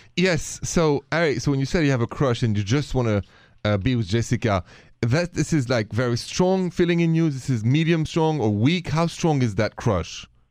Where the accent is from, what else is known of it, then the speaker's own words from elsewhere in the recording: France; accent: French; My accent is French.